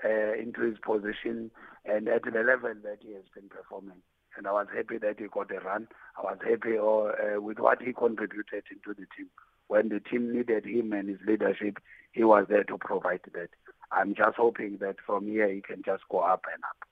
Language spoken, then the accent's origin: English; South Africa; being South African